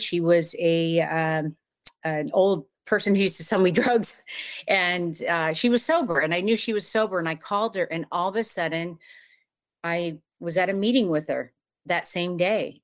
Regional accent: Southern California, United States; moved away as an adult; now in Ocala, Florida, United States; I lived in, in Southern California my entire life

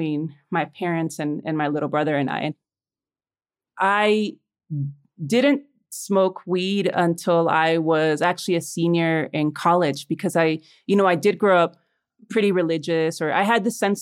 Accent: Chicago, Illinois, United States; born or raised there; moved away as an adult; also born or lived in Los Angeles, United States; now in Mexico City, Mexico

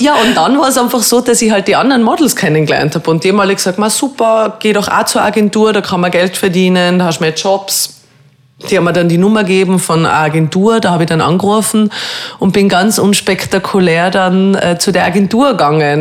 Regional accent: Telfs, Tyrol, Austria; also born or lived in Rum; ich bin ja in Tirol aufgewachsen und habe eigentlich eine sehr schöne Kindheit gehabt

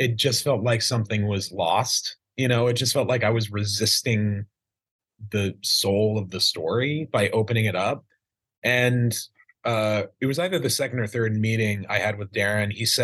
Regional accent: Idaho, United States; I grew up in Idaho in a small town.

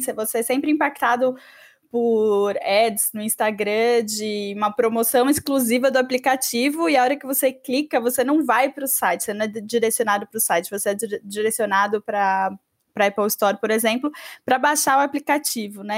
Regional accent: Brazil; aqui no Brasil

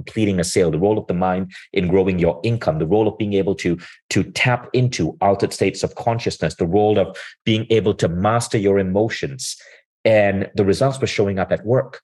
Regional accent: Malaysia; I grew up in Malaysia

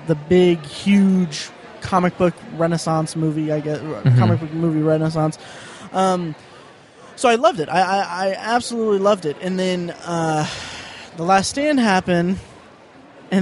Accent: Stow, Ohio, United States; When I was a kid and I was growing up in Stowe, Ohio

